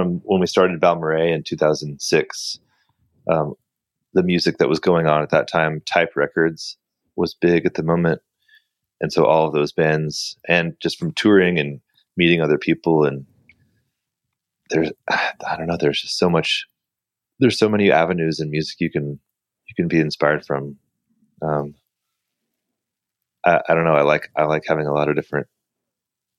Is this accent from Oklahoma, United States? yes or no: no; San Diego, California, United States; I grew up in San Diego